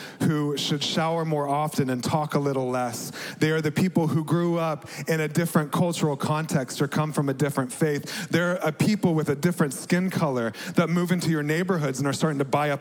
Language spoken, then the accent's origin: English; Dallas, Texas, United States; also born or lived in Amman, Jordan; Growing up in America as a middle-class white guy in suburban Dallas